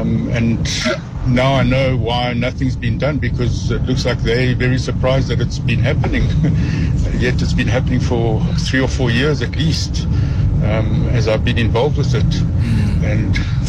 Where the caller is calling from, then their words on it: Edenvale, Gauteng, South Africa; I'm phoning from Edenvale.